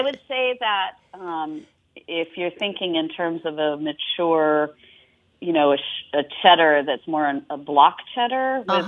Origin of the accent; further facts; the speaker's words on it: Australia; I'm Australian